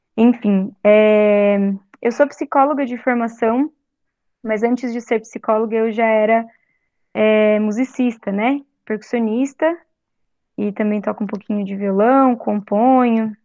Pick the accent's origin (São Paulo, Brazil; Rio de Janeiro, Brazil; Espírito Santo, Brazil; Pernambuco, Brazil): São Paulo, Brazil; Santo André; moved away as an adult; also born or lived in Tatuí / Assis / Angra dos Reis; voltei a morar em São Paulo, né, em Santo André, que é minha cidade natal